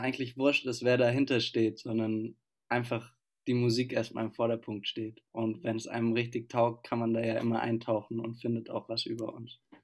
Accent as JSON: {"language": "German", "town": "Stuttgart", "region": "Baden-Württemberg", "country": "Germany", "lives_now": "Freiburg, Germany", "said": "ich komme aus Stuttgart, wie wir alle eigentlich, und studiere jetzt aber in Freiburg"}